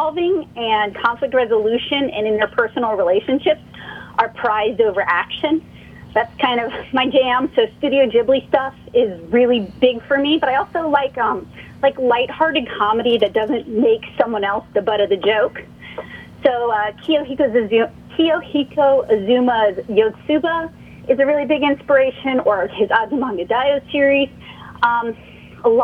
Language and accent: English; New Orleans, Louisiana, United States; moved away as an adult; now in Nashville, United States; I'm originally from the New Orleans area